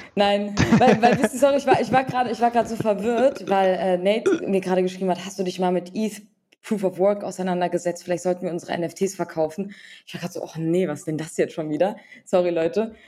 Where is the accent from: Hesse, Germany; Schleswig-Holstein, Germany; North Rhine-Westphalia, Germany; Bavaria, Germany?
Hesse, Germany; Frankfurt; Wir kommen auch noch beide aus Frankfurt